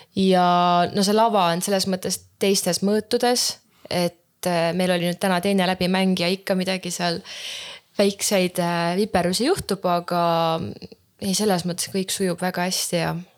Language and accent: Estonian; Häädemeeste, Pärnu County, Estonia; ma olen Häädemeestelt pärit tegelikult